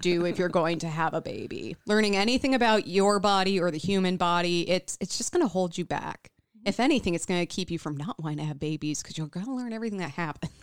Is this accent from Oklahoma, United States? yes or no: no; Illinois, United States; now in Minnesota, United States; I grew up in Illinois